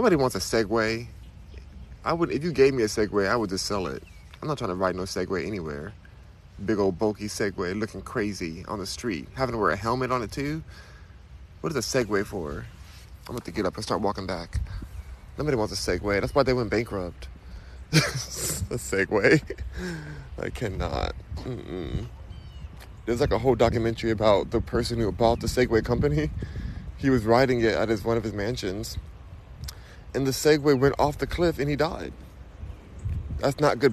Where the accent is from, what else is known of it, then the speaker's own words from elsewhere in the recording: Los Angeles, California, United States; I was born and raised in Los Angeles